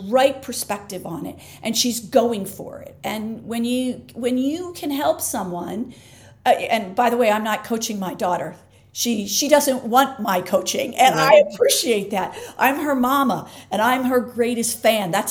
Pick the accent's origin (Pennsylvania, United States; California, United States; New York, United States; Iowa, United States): Pennsylvania, United States; Philadelphia; I'm from Philly.